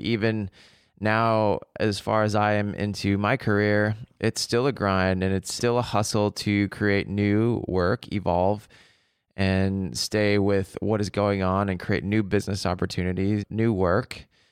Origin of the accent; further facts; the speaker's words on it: Seattle, Washington, United States; moved away as an adult; also born or lived in Paris; I grew up in Seattle